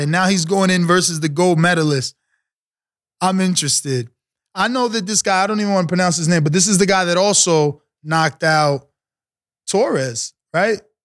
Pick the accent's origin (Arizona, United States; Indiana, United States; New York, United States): New York, United States; New York City; I'm from the New York City, uh, uh, tri-state area